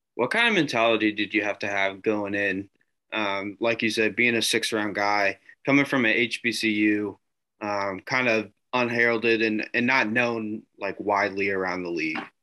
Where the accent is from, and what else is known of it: Indianapolis, Indiana, United States; born or raised there